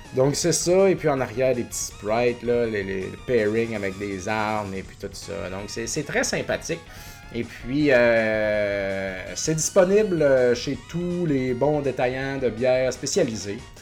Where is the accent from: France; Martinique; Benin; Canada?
Canada; Beauce, Quebec; now in Montreal, Canada; je suis beauceron d'origine et je suis pas très fier de ma patrie